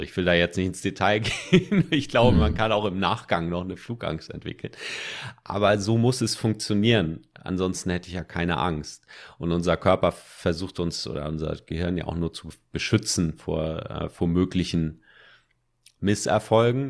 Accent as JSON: {"language": "German", "country": "Germany", "accent": "German", "said": "sobald ich Englisch rede, hört man, dass ich Deutscher bin, weil ich einen krassen Akzent habe"}